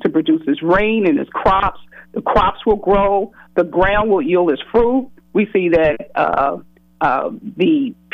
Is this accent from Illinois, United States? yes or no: no; Louisville, Kentucky, United States; growing up in West Louisville, right on Broadway